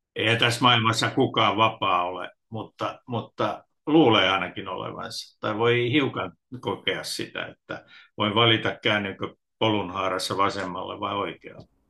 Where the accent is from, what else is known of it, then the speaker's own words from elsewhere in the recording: Tampere, Pirkanmaa, Finland; Mä oon kotoisin Tampereelta